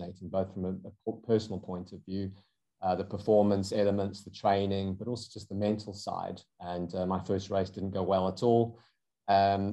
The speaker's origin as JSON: {"language": "English", "country": "South Africa", "accent": "South African", "moved": "as an adult", "lives_now": "United Kingdom", "said": "you can probably hear from my accent, I'm South African originally. I have lived in the UK for over 20 years."}